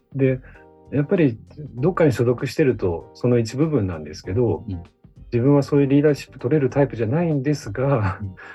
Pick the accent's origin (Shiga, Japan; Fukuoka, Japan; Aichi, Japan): Aichi, Japan; Toyota; moved away as an adult; also born or lived in Fukui; now in Nagoya, Japan; 愛知県の豊田市生まれ